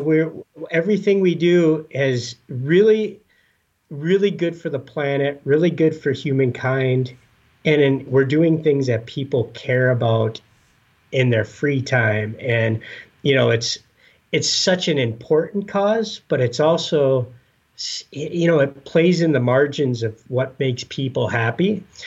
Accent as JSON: {"language": "English", "town": "Escanaba", "region": "Michigan", "country": "United States", "tie": "born or raised there", "moved": "as an adult", "lives_now": "Minnesota, United States", "said": "I grew up in the Upper Peninsula of Michigan"}